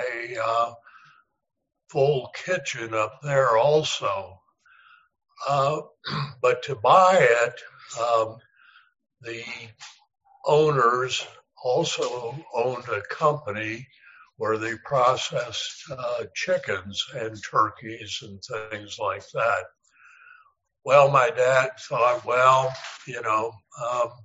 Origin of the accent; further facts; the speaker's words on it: Anderson, Indiana, United States; now in Pellston, Michigan, United States; I grew up in Anderson, Indiana, which is a little bit east of Indianapolis, Indiana.